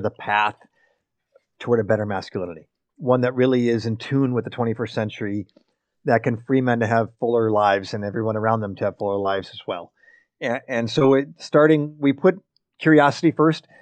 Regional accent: United States; as an American guy

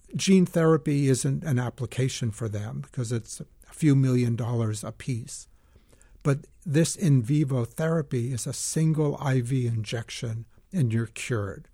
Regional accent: Lexington, Massachusetts, United States; moved away; I grew up in Lexington, Massachusetts

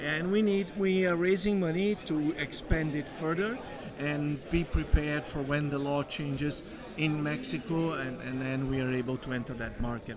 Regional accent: Brazil; moved away as an adult; now in Canada; I am originally from Brazil. I've been living in Canada for 10 years now

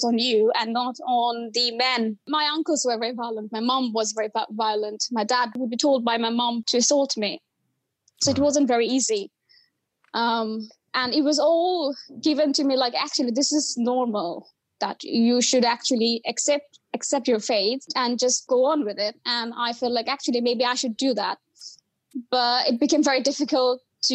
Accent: Bangladesh; moved away as an adult; now in United Kingdom; I was born in Bangladesh and then I came to the UK basically for my master's studies

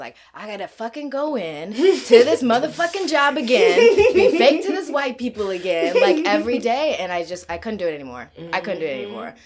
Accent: Kenya; moved away; I'm also from Kenya

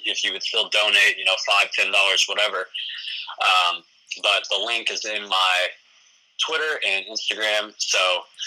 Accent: New Albany, United States; my hometown of New Albany

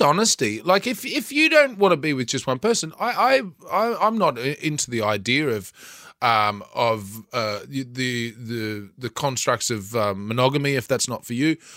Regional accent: Bundaberg, Queensland, Australia; I grew up in Bundaberg.

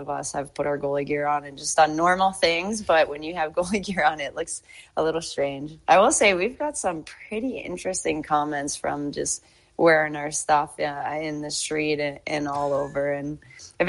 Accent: Canada; I am a Canadian

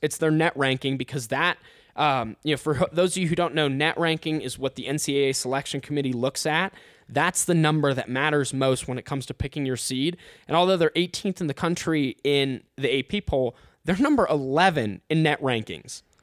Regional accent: Ohio, United States; moved away as an adult; I'm from Ohio.

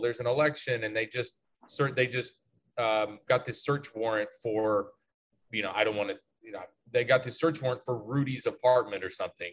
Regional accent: the South, United States; growing up in the South

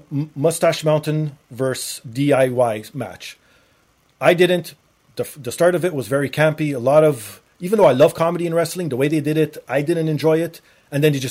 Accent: Canada; being Canadian

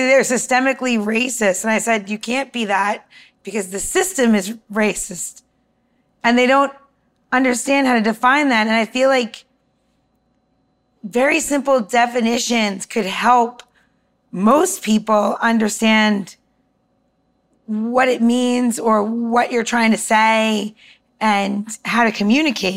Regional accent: Long Island, New York, United States; also born or lived in Washington, D.C.; now in Maryland, United States; Because I'm from New York, and I'm like literally from Long Island, one line over from Jamaica, Queens.

